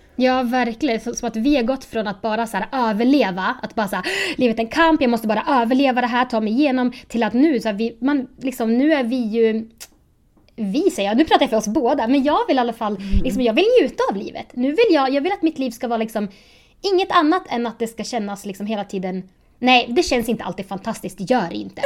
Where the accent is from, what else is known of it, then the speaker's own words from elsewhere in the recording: Sundsvall, Västernorrland County, Sweden; now in Uppsala, Sweden; Jag är egentligen från Sundsvall, men jag bor i Uppsala nu